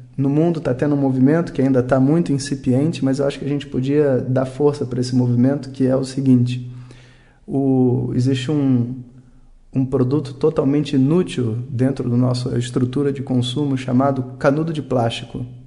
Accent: Brazil; como brasileiro

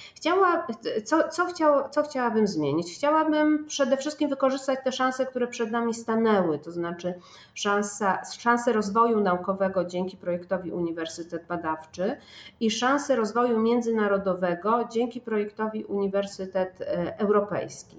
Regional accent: Poznań, Greater Poland, Poland; jestem poznanianką

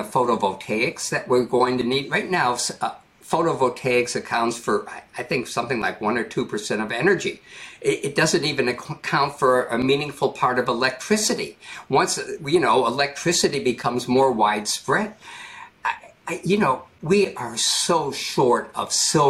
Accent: United States; I'm an American

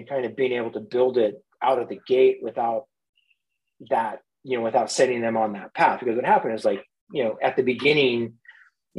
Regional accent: Mendocino County, Northern California, United States; also born or lived in San Francisco Bay Area; I grew up in Northern California, a couple hours north of Silicon Valley in San Francisco, in a beautiful Mendocino County

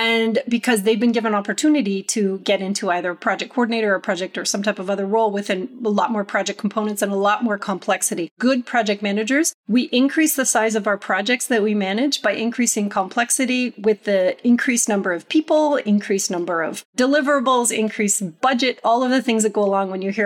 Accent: Canada; moved away; also born or lived in United States; I returned to Canada after living in the US for a long period of time

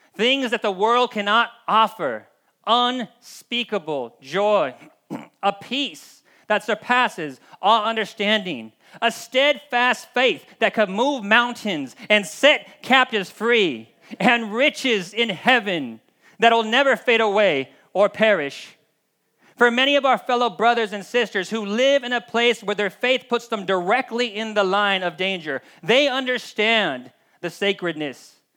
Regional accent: United States; we as the American or Western body of Christ

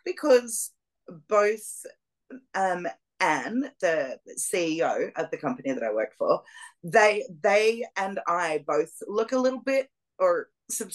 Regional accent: Melbourne, Victoria, Australia; moved away; Melbourne, which is my hometown in Australia

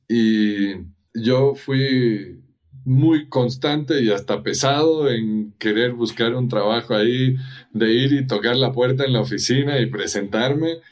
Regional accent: Ecuador; moved away as an adult; also born or lived in United States; Y yo nací y crecí en Ecuador, y a los 18 años me fui a vivir a Estados Unidos

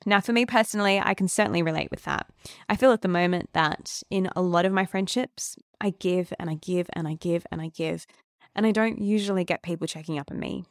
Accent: Melbourne, Victoria, Australia; I'm from Melbourne

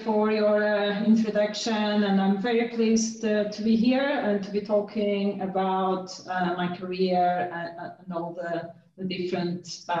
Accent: Portugal; moved away as an adult; now in United Kingdom; So how I started my career, I did a degree back in Portugal. I'm from Portugal in applied maths, and then I got a scholarship to study University of Warwick, where I did a master in financial mathematics

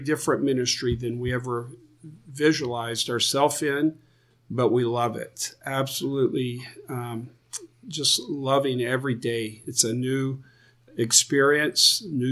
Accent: Florida, United States; moved away as an adult; also born or lived in Texas / Portland; I grew up in Florida, went to college in Florida, met my wife in college in Florida

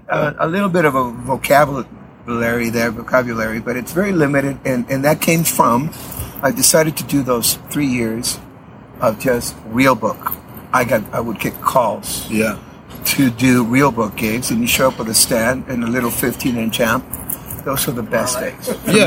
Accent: San Diego, California, United States; born there; I'm a U.S. citizen. I was born in San Diego.

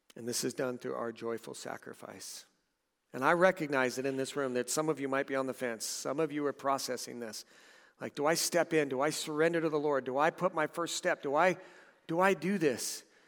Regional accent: Southern California, United States; moved away; We, we lived in a couple of houses in Southern California.

